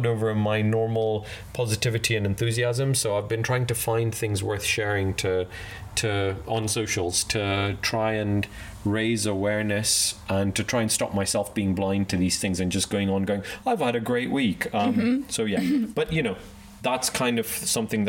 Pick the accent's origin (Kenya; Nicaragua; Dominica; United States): Kenya; moved away as an adult; now in United Kingdom; I grew up in Kenya and I came over here for university and I'm now British